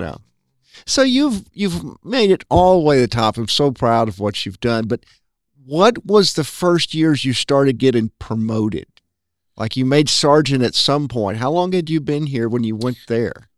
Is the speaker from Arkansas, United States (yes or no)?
yes; North Little Rock, Arkansas, United States; I grew up in Rose City.